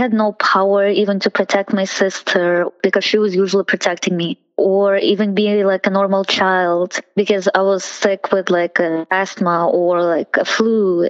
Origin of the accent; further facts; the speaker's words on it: Russia; It was like some people were nice, like in every country, but for me and my sister, it was a little bit harder.